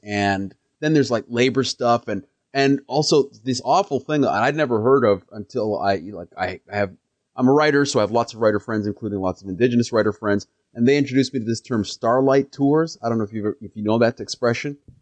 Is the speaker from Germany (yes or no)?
no; Canada; also born or lived in Kenya (ancestry) / Edmonton; as a Kenyan Canadian, as an African